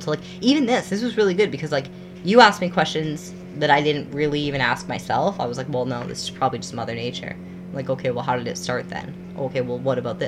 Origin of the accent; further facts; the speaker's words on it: Canada; what I grew up with in Canada.